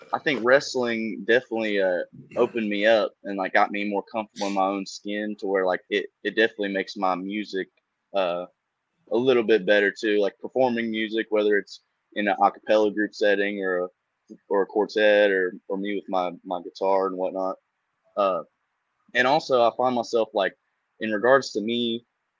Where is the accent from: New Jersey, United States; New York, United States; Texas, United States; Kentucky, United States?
Kentucky, United States; Eastern; also born or lived in Huntington, West Virginia area; now in Raleigh, United States; But I'm from Eastern Kentucky. I'm from the Huntington, West Virginia kind of area